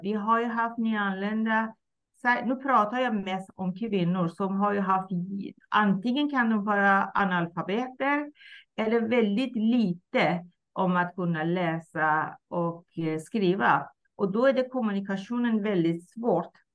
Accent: Iran; Swedish is a second language; moved away as an adult; now in Sweden; jag kommer ursprungligen från Iran, har bott i Sverige Mm, drygt 37 år

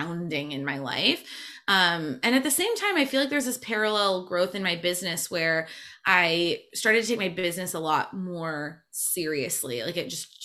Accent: Michigan, United States; moved away as an adult; also born or lived in Montreal; I'm from Michigan originally

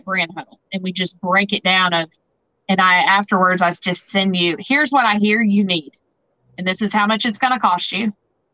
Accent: Southern Indiana, United States; accent: twang; moved away as an adult; also born or lived in Nashville, Tennessee / Jackson, Tennessee / Paducah / Evansville; now in St. Louis, United States; you probably hear my twang. So I'm originally from Southern Indiana

